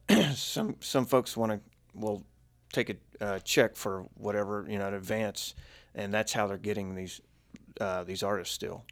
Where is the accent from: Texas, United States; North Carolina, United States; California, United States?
Texas, United States; we're both from Texas